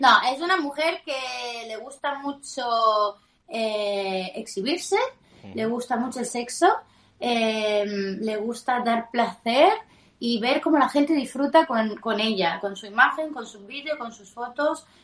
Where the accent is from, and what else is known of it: Italy; Spanish is a second language; moved away